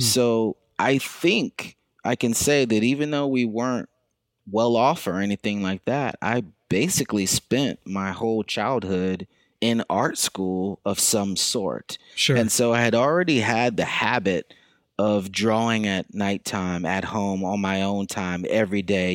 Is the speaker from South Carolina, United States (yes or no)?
yes; Lexington, South Carolina, United States; moved away as an adult; also born or lived in Brooklyn, New York; now in New York City, United States; I'm from Lexington, South Carolina, and so I've been in Brooklyn for about 20 years now